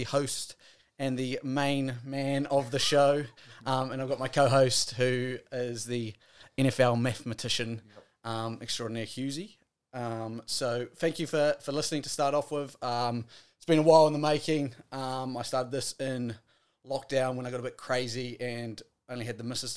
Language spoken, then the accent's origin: English; Wellington, New Zealand; I'm from Wellington